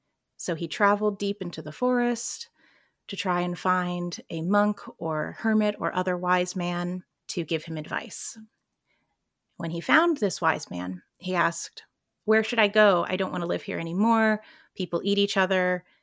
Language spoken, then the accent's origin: English; North Carolina, United States; moved away; I'm originally from North Carolina, where I grew up playing on the beach and traveling to the mountains with my environmental scientist mother.